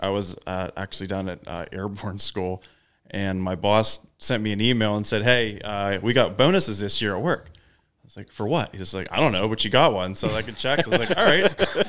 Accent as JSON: {"language": "English", "region": "Western Pennsylvania", "country": "United States", "said": "I'm from Western Pennsylvania."}